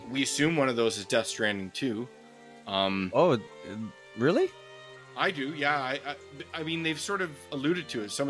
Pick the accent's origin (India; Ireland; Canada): Canada; We're Canadian.